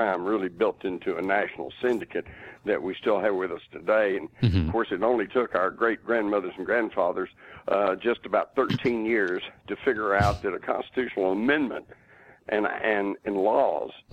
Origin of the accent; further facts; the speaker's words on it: Texas, United States; as a Texan at the time